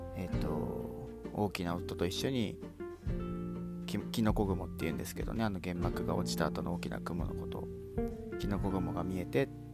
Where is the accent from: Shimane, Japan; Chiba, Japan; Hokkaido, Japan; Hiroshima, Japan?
Hiroshima, Japan; 僕、まあ、広島に生まれて、ずっと広島で住んできて